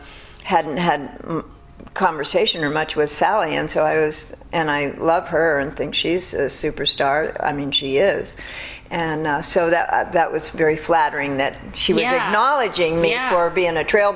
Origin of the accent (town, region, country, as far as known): Los Angeles, California, United States; born or raised there; also born or lived in Burton Way, Beverly Hills area, Los Angeles